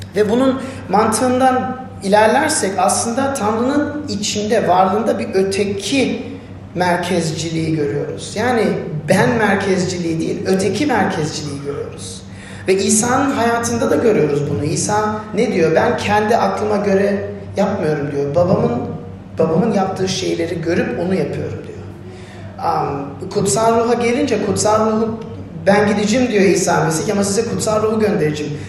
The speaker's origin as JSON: {"language": "Turkish", "country": "Turkey", "said": "ne mutlu Türk'üm diye, diyene diyorsanız benim gibi"}